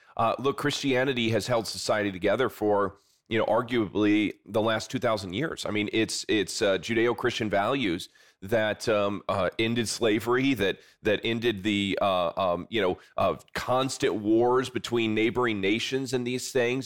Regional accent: South Bend, Indiana, United States; I'm from, uh, South Bend, Indiana, kind of the greater area there, and I still live there to this day

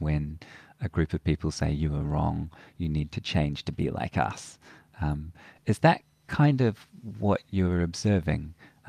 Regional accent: New Zealand; when I was growing up in New Zealand a long time later, right in the 80s

